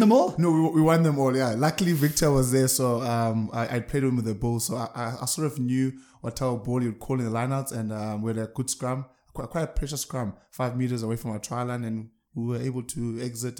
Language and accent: English; Eastern Cape, South Africa; moved away as an adult; now in Pretoria, South Africa; As an Eastern Cape boy, I come from Eastern Cape.